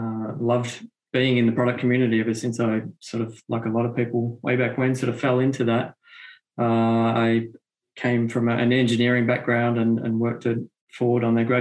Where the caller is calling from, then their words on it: Melbourne, Victoria, Australia; Yeah, zooming in from Melbourne, Australia here. So yes, my evening, your morning, and nothing unusual for different time zones here from Australia.